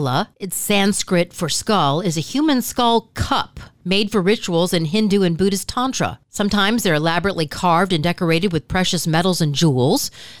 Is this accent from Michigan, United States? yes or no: yes; Detroit, Michigan, United States; I grew up in Detroit